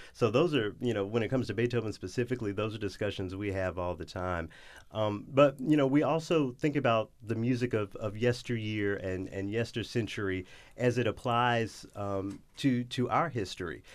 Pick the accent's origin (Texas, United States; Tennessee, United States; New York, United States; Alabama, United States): Tennessee, United States; Memphis; moved away as an adult; also born or lived in Los Angeles, California / Detroit, Michigan / Knoxville, Tennessee; I went to the University of Memphis, where, you know, in my hometown